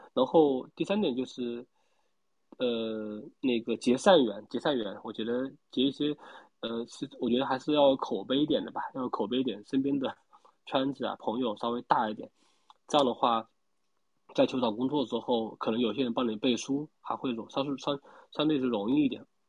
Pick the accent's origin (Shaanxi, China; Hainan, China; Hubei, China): Hubei, China; Wuhan; moved away; 我来自于那个英雄城市武汉